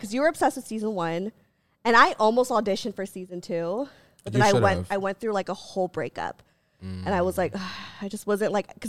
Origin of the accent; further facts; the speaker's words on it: Philippines; And also she's Filipino and I'm Filipino, so I think there was a part of me that was like, please.